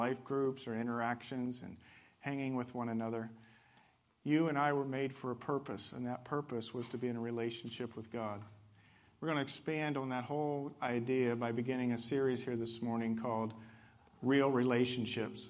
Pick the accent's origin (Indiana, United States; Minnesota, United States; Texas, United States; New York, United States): Indiana, United States; moved away as an adult; now in Southern California, United States; I'm from the Midwest. I've been here for 6 years and from Indiana.